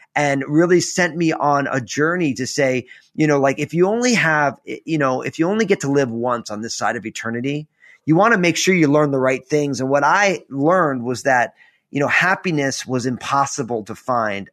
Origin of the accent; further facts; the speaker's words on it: New Jersey, United States; I'm all Italian from New Jersey